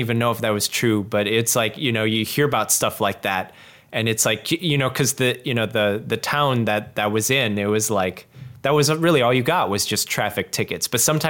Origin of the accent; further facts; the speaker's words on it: Chicago, Illinois, United States; I used to volunteer locally in my hometown with police officers